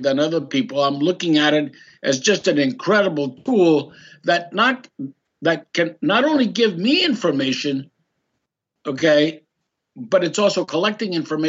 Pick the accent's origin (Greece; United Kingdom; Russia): Greece; now in United States; I'm a Greek American, I was born in Greece